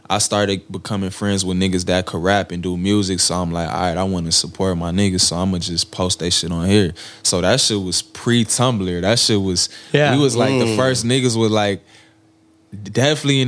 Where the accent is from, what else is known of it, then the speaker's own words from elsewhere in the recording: New York, United States; I was born in New York